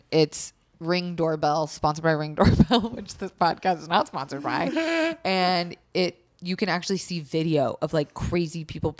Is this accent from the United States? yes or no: yes; Florida, United States; I'm from Florida.